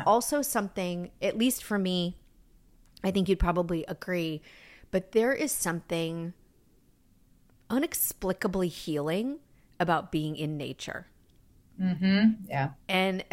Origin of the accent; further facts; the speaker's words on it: New York, United States; I danced growing up in New York